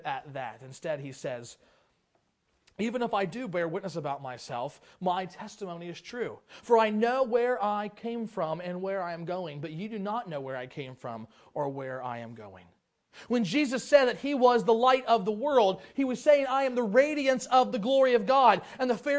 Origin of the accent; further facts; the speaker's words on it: Lebanon, Ohio, United States; moved away; I grew up in Lebanon, Ohio. I grew up in a couple different towns, but that's where we kind of finished out my school years